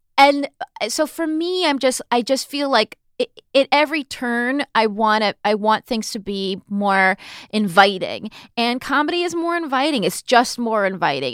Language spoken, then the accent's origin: English; Southern California, United States; now in New York, United States; growing up in Southern California